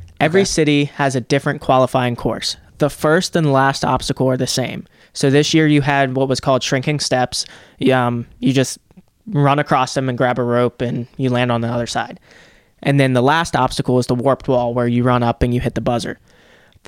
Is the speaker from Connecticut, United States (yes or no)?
no; Cincinnati, Ohio, United States; it was in my hometown.